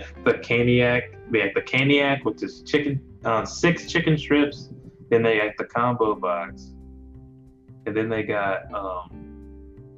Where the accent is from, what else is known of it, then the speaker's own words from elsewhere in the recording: Mississippi, United States; I'm from Mississippi, like born and bred